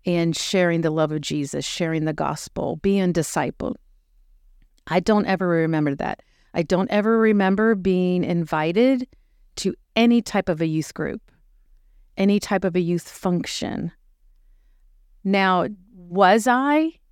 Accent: Uniontown, Pennsylvania, United States; moved away as an adult; also born or lived in Charleston, South Carolina; now in Dickson, United States; I am a native of Western Pennsylvania, which is all things Pittsburgh. And I grew up in a small town, Union Town.

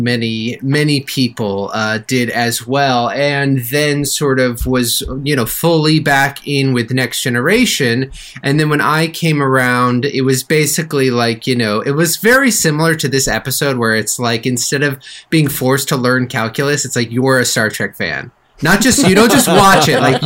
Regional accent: Northern California, United States; I'm from Northern California

